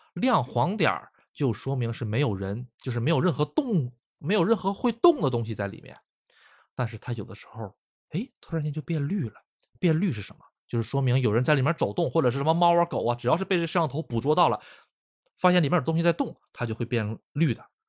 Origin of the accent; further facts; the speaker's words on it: China; now in Japan; 我是中国人